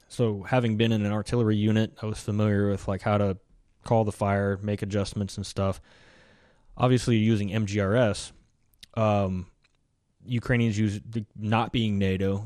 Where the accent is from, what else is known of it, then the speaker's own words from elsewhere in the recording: United States; we're Americans